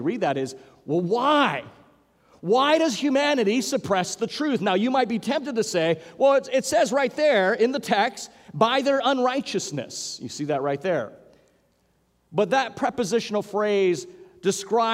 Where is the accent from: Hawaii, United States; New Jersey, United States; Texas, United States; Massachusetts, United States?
Hawaii, United States; growing up in Hawaii